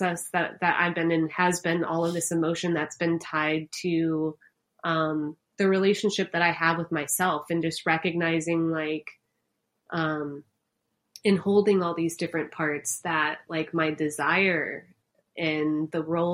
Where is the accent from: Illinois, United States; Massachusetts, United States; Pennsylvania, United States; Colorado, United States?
Illinois, United States; Chicago; I'm from Chicago.